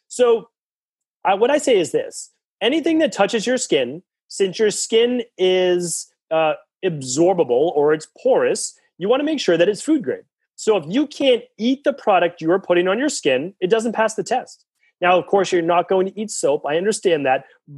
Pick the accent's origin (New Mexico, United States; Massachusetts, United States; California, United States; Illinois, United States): Massachusetts, United States; And I'm from Massachusetts.